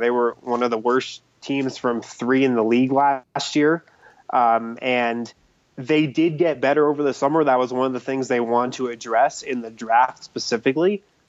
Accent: New York, United States; born there; I was born in New York, so I do have a John Starks Knicks jersey

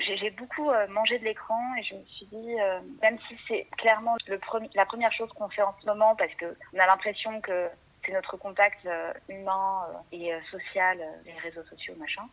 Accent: Brussels, Brussels-Capital Region, Belgium; now in Paris, France; je suis belge, en fait. Moi, je suis née à Bruxelles

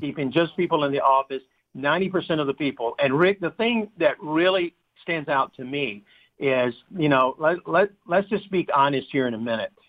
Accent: United States; we're Americans

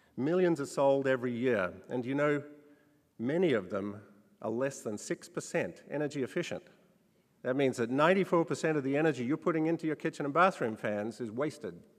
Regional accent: Australia; When I was a child growing up in Australia

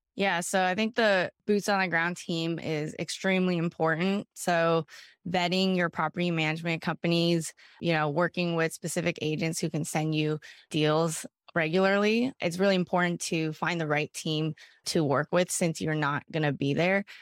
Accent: Bay Area, California, United States; I was from the Bay Area

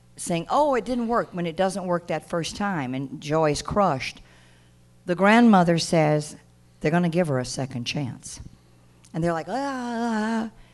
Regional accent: Mississippi, United States; I said, Mississippi

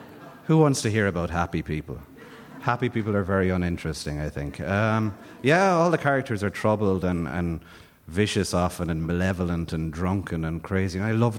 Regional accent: Ireland; when you're coming through as an Irish writer, when you start in your 20s, you look around, and it's a small, wet, tormented rock on the edge of the Atlantic.

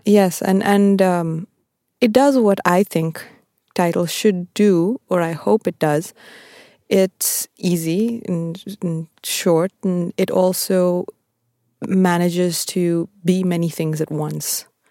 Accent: Bangalore, Karnataka, India; moved away as an adult; also born or lived in Appleton, Wisconsin, United States; I was born in Bangalore and I grew up there

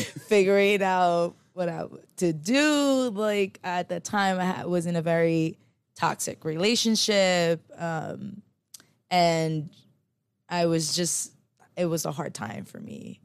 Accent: Los Angeles, California, United States; moved away; also born or lived in Philippines; I grew up in South Central and, you know, born and raised in L

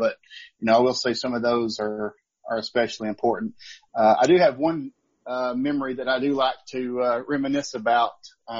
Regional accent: Kingsport, Tennessee, United States; born or raised there

